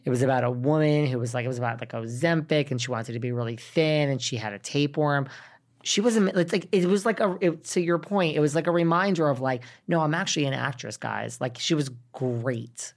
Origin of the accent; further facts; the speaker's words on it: New York, United States; now in Los Angeles, United States; I self-identify as a New Yorker 'cause I am a New Yorker.